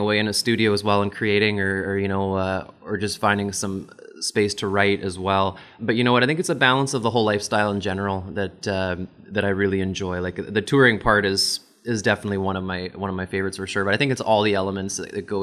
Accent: Red River area, Manitoba, Canada; born or raised there

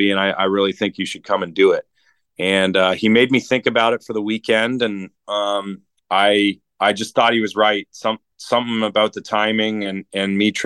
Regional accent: Toronto, Ontario, Canada; born and raised in Toronto, Canada

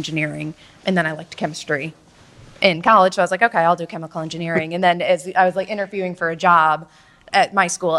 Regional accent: New York, United States; moved away as an adult; also born or lived in Texas; now in Charlotte, United States; I grew up in New York.

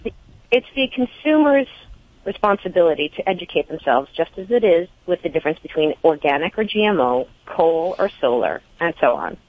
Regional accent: New England, United States; moved away as an adult; also born or lived in Europe; growing up in New England

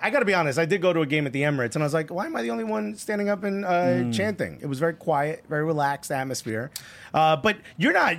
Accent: Newark, New Jersey, United States; I'm born and raised in Newark, New Jersey.

